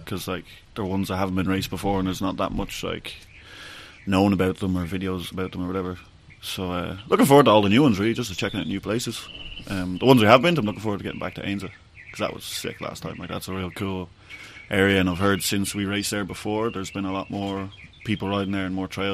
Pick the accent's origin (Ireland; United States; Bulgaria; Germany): Ireland; I'm Irish